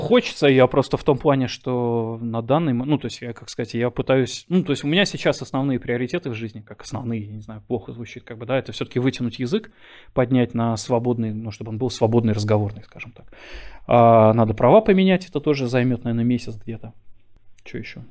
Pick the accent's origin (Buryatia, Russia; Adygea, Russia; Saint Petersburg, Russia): Saint Petersburg, Russia; moved away as an adult; now in Germany; я родился и вырос в Питере